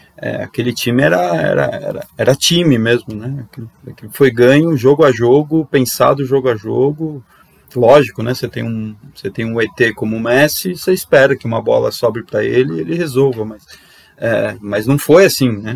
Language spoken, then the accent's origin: Portuguese; Argentina; eu como argentino